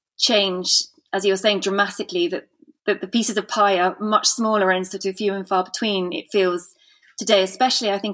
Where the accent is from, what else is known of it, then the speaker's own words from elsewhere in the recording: United Kingdom; moved away as an adult; also born or lived in London; now in Sweden; a British expat, art historian and gallerist based in Sweden